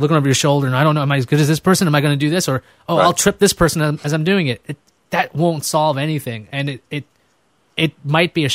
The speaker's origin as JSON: {"language": "English", "town": "New York City", "region": "New York", "country": "United States", "also_born_or_lived": "Boston", "said": "I'm a guy from Queens"}